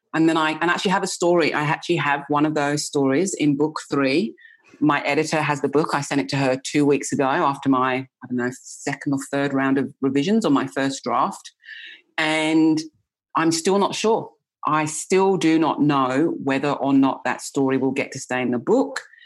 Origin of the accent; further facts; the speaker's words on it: England, United Kingdom; I grew up in England